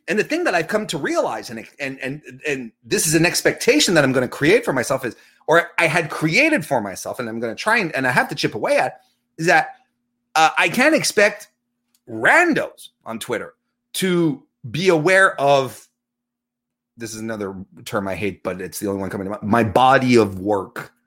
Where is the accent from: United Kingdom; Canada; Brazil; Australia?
Canada; Quebec City, Quebec; Quebec City is my hometown.